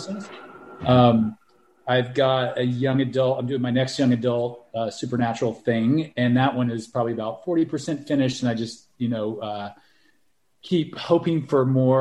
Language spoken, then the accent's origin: English; United States; now in United Kingdom; as an American